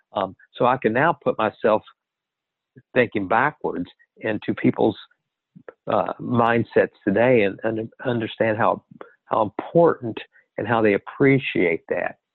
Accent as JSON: {"language": "English", "region": "Kentucky", "country": "United States", "tie": "born or raised there", "said": "growing up in Kentucky and and uh, you would have family members or the school would have people who were working in distillery"}